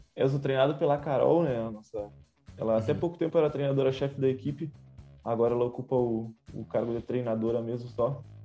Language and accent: Portuguese; Santana do Livramento, Rio Grande do Sul, Brazil; Eu sou natural de Santana do Livramento, aqui da fronteira com, com o Uruguai